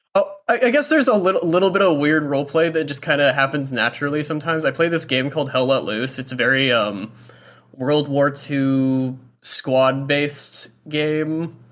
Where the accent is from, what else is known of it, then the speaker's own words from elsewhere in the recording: Fort Walton Beach, Florida, United States; I'm, like, from, uh, like, Fort Walton